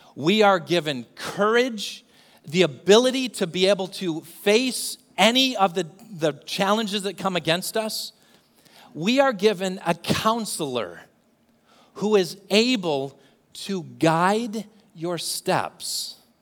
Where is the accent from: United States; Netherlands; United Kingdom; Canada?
United Kingdom; England; I'm from England